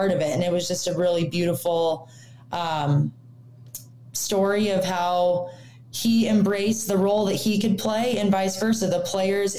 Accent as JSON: {"language": "English", "town": "Sacramento", "region": "California", "country": "United States", "tie": "born or raised there", "also_born_or_lived": "El Dorado Hills / Arizona", "moved": "as an adult", "lives_now": "Bozeman, United States", "said": "I grew up in Sacramento"}